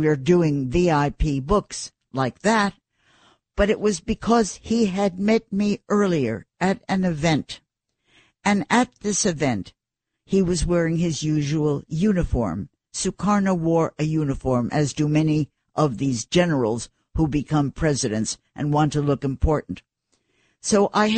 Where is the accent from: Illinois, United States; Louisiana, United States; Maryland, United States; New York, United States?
New York, United States; New York City; I was nobody from New York City